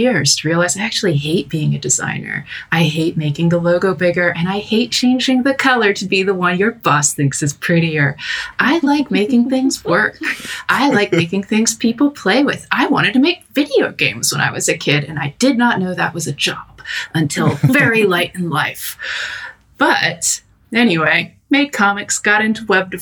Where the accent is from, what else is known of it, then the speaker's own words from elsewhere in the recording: United States; moved away as an adult; now in London, United Kingdom; I'm an American wolf girl abroad